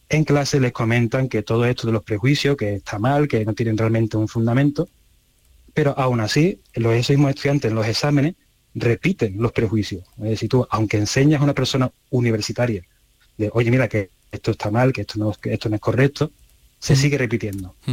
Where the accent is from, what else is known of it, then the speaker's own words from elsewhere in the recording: Andalusia, Spain; como los andaluces